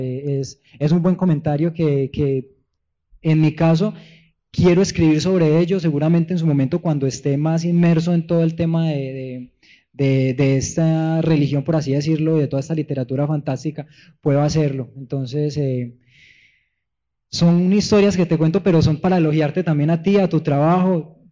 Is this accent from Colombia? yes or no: yes; Paisa region, Antioquia, Colombia; Soy paisa, soy andino de la tierra de Gonzalo Arango Arias